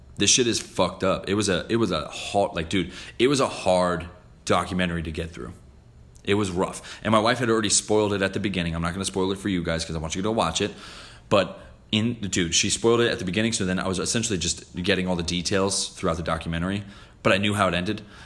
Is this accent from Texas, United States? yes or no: no; New Jersey, United States; I'm from Jersey